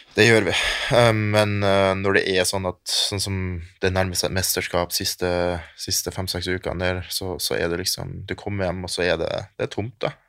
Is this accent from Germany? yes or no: yes; Germany; also born or lived in Kristiansund, Norway; now in Norway; Hele familien min bor i Tyskland, for jeg er fra Tyskland